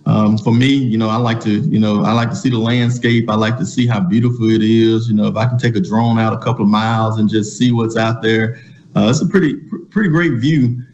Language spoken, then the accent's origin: English; Glen Allen, Mississippi, United States; moved away; I'm from the Mississippi Delta. I'm from a small town called Glen Allen, Mississippi, right outside of Greenville, Mississippi.